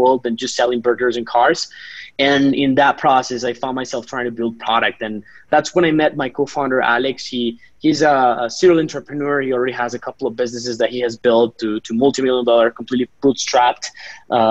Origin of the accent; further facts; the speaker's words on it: Colombia; also born or lived in San Francisco, United States; ended up here in Colombia, back to my home country